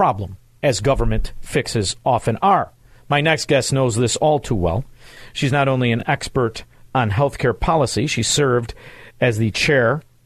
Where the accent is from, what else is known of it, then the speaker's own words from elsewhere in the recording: Chicago, Illinois, United States; moved away; I'm from Chicago